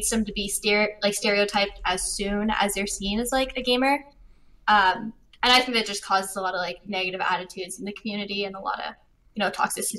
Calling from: Vancouver, British Columbia, Canada; I'm calling from Vancouver, Canada.

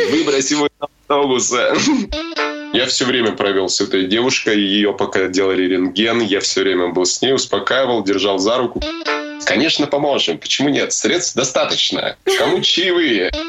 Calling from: Arashan, Chuy Region, Kyrgyzstan; Э, я вещаю из Киргизии, из внимание, из села. Село называется Арашан.

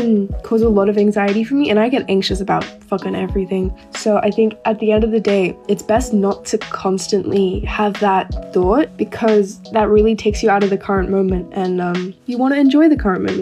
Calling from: Sydney, New South Wales, Australia; Hi, this is …, and I'm calling from Sydney, Australia.

